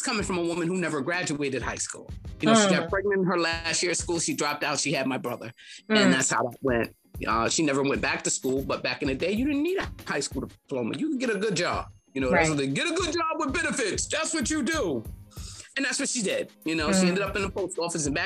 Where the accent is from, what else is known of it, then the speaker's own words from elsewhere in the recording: New York City, New York, United States; I'm from Harlem, you know, I'm a 60s baby